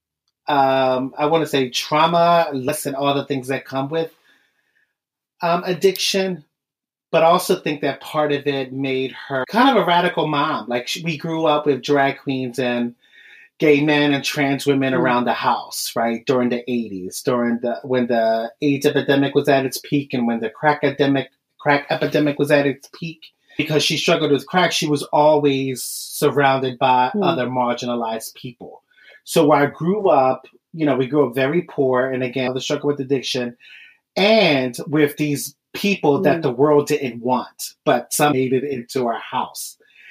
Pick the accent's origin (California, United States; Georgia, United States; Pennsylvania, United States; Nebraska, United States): Pennsylvania, United States; Philadelphia; I'm from Philadelphia